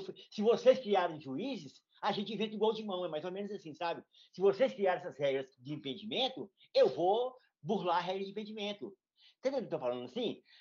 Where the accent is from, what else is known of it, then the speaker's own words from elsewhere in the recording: Morro Agudo de Goiás, Goiás, Brazil; Eu também sou goiano e vivo o Cerrado brasileiro